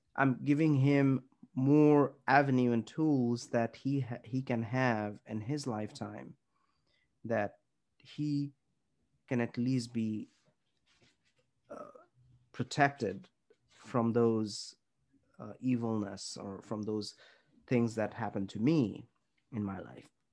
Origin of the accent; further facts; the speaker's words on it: India; we grew up in India or in Southeast Asian community